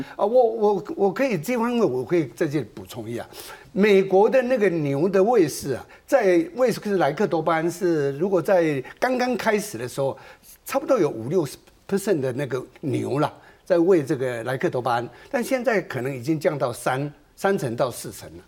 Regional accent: Taiwan; 我们台湾人吃牛肉差不多是五公斤

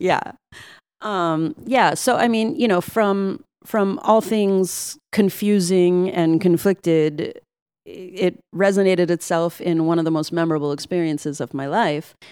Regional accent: New York City, New York, United States; all my years growing up in Brooklyn and living in the projects

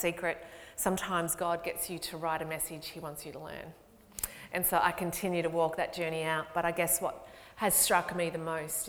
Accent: Ballarat, Victoria, Australia; now in Melbourne, Australia; I'm from Ballarat.

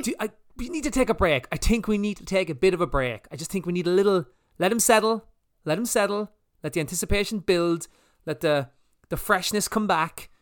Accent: Ireland; we're Irish

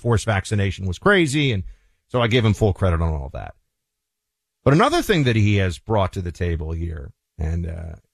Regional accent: New York City, New York, United States; the Hudson River, which I grew up next to in New York City

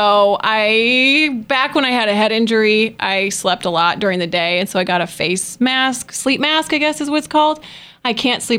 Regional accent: Michigan, United States; also born or lived in California; I'm from Michigan and it's basically Canada

